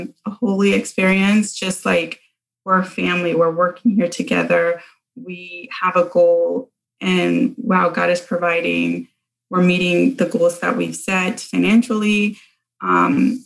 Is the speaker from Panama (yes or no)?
yes; Panama; moved away; I'm from Panama